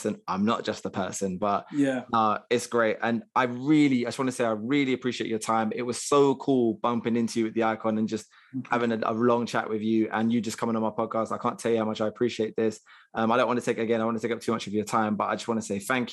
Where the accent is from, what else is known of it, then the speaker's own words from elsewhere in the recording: London, United Kingdom; growing up in South London, it's hard to actually explain to them what it was like being Black in South London